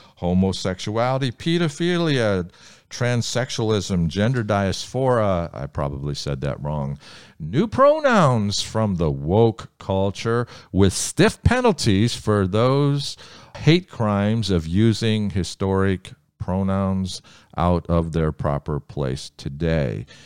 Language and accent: English; Ohio, United States; Ohio, my home state